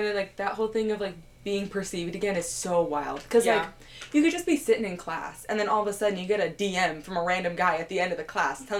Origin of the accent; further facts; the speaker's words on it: California, United States; moved away as an adult; I'm from California